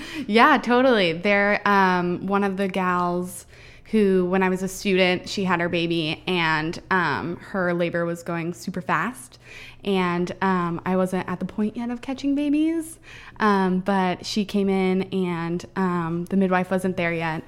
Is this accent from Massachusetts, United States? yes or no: no; Kentucky, United States; moved away as an adult; now in Everett, United States; I'm from Kentucky, and, um, I, Doug and I both moved out here together about seven years ago. We've been together since high school